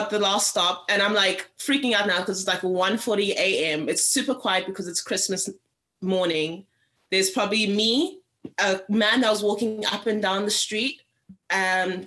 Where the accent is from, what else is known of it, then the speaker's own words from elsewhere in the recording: Cape Town, Western Cape, South Africa; moved away; Cape Town, which is where I'm from